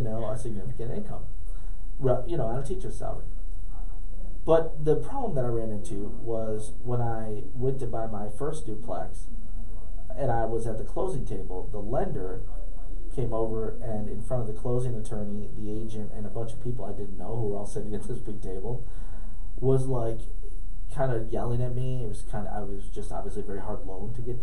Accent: Rochester, New York, United States; moved away as an adult; also born or lived in Syracuse, New York; now in Memphis, United States; I grew up in Rochester in a single-parent home with my mother

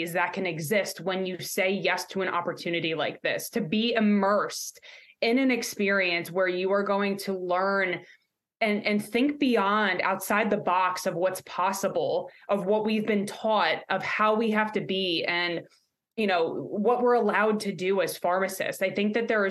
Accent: New York, United States; now in Pittsburgh, United States; I'm a Yinzer now. I guess you can say that, even though I'm from New York, you'll hear the accent come out.

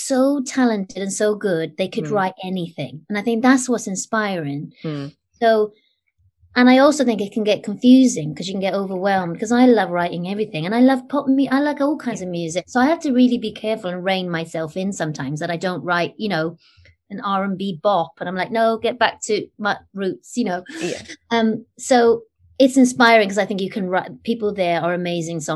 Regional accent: United Kingdom; I'm British

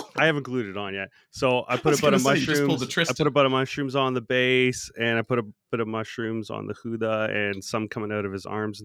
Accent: Winkler, Manitoba, Canada; In Winkler, in my hometown.

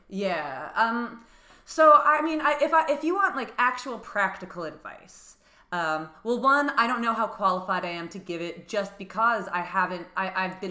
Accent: New Jersey, United States; now in New York City, United States; I grew up in New Jersey and I, it, I I lived like an hour away from New York City

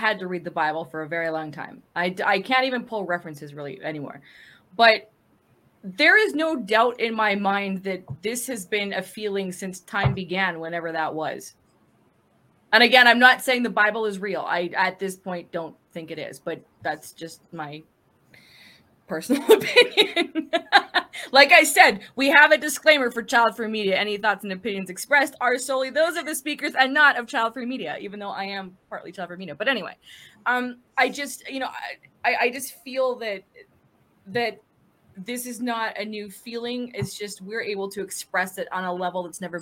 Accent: Canada; I'm Canadian, but I don't understand French, like, beyond grade two.

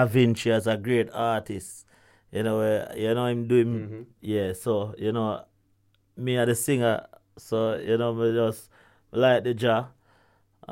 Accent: Kingston, Jamaica; I was growing up in Augustown

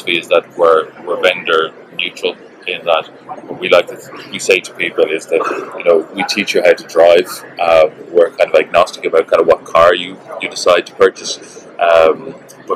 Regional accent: Ireland

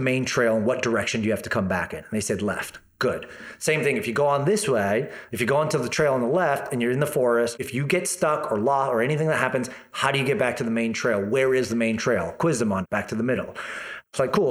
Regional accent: Toronto, Ontario, Canada; moved away as an adult; now in Kelowna, Canada; I come from Toronto.

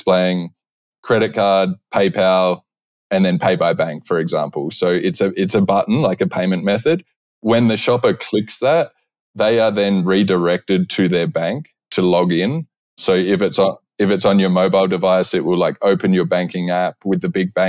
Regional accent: Australia; moved away as an adult; now in United States; I'm Australian. I've been in the US for over 10 years.

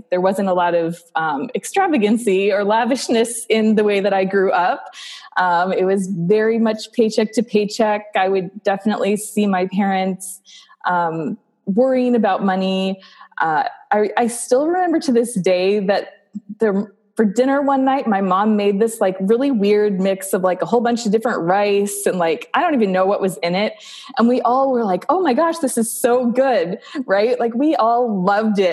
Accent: South Dakota, United States; also born or lived in Nebraska; I grew up in South Dakota. So I'm a Midwest girl through and through, born in South Dakota.

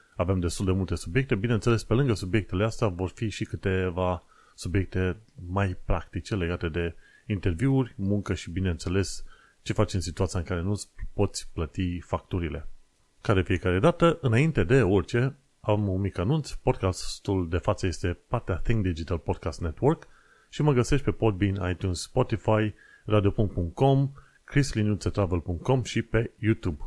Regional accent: Romania; now in United Kingdom; sunt străin, că sunt român

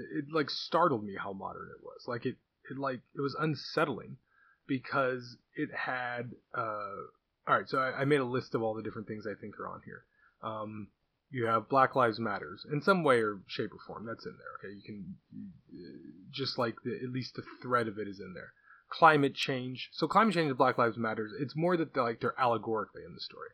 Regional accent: California, United States; I'm Californian

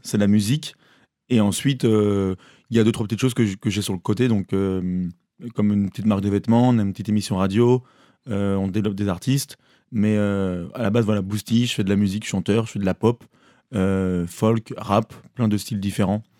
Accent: Maulévrier, Pays de la Loire, France; also born or lived in Cholet; now in Paris, France; je viens de Molévrier, enfin, je viens d'une ferme, d'un lieu dit qui est euh, un peu euh, loin de tout. Mais j'étais, j'ai grandi à Molévrier

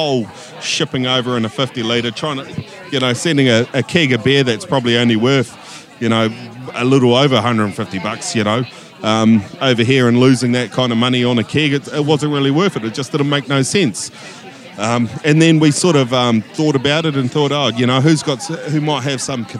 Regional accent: Hutt Valley, Wellington, New Zealand; from the Hutt Valley

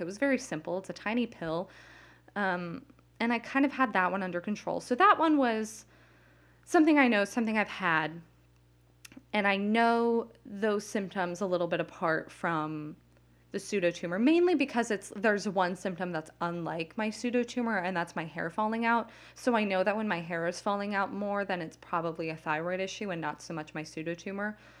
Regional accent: Las Vegas, Nevada, United States; now in New Jersey, United States; I grew up in Las Vegas

